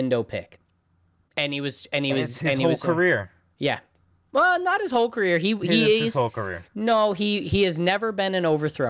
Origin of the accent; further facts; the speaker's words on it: United Kingdom; Like, I'm British. Never heard of him.